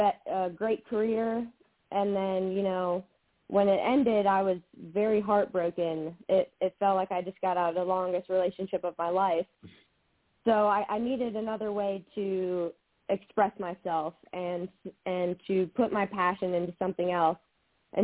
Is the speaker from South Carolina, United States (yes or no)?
yes; Florence, South Carolina, United States; I did grow up in Florence. I went to West Florence